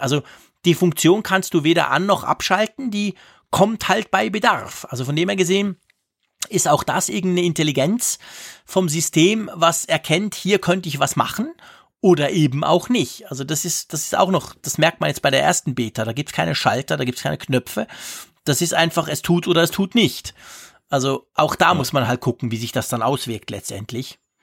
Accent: Switzerland; bei uns in der Schweiz

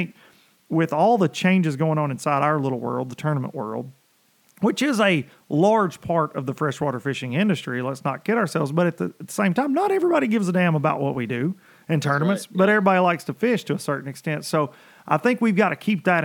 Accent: United States; growing up on the Tennessee River

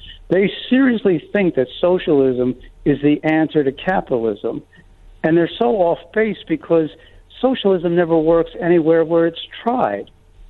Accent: New York City, New York, United States; also born or lived in Jupiter, Florida; now in Charlotte, United States; It's too hot in Florida for me, so I moved halfway back. I'm originally from Manhattan, New York City

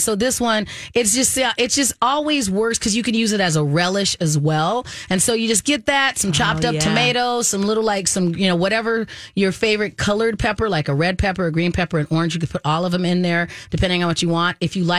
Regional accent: Arizona, United States; when I was growing up in Arizona

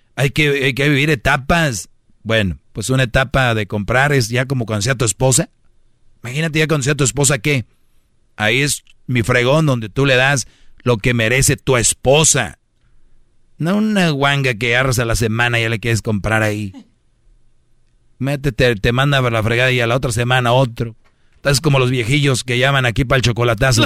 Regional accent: Monterrey, Nuevo León, Mexico; Yo soy de Monterrey

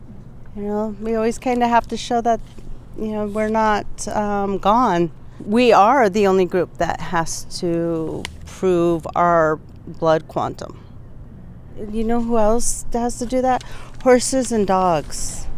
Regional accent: Standing Rock, United States; also born or lived in Rosebud; and I am Lakota. I am from Standing Rock and Rosebud.

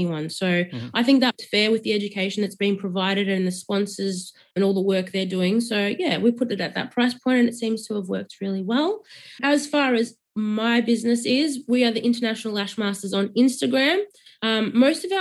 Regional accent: Melbourne, Victoria, Australia; I'm from Melbourne, so I'm not from Sydney.

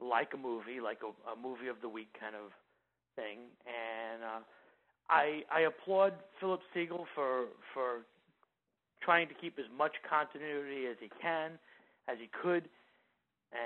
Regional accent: United States; I know as an American fan, I like the fact that I didn't see the same old stuff that I could see on my television here in the States.

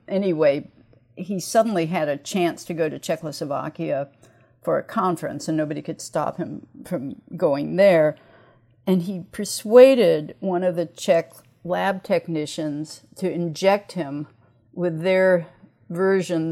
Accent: Lawrence, Kansas, United States; moved away as an adult; also born or lived in Iowa; now in Chicago, United States; I grew up outside Lawrence

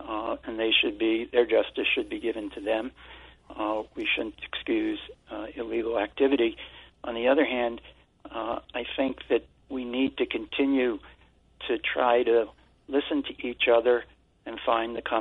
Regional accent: New York City, New York, United States; accent: Brooklyn; I was from Brooklyn with our accent

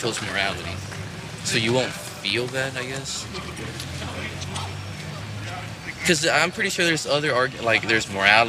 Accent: Mexico; now in United States; I was raised in Mexico, and kind of like in a farm, and we had animals

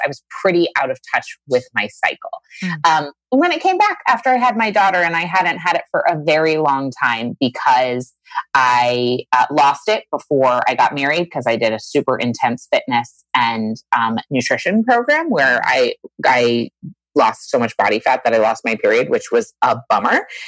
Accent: Maine, United States; a girl from Maine, you know, I live in a small town in Maine.

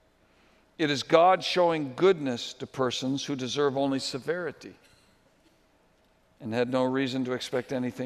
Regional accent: New England, United States; where I grew up in New England

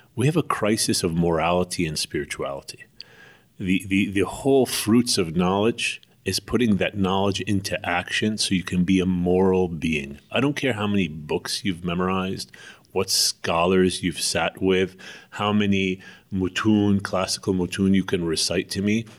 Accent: United States; moved away as an adult; also born or lived in Istanbul, Turkey; I grew up in the United States of America

